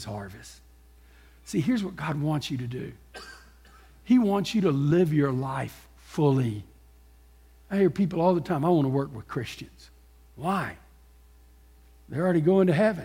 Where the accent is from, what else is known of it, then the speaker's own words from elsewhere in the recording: Texas, United States; also born or lived in Gulf Coast; I grew up in Texas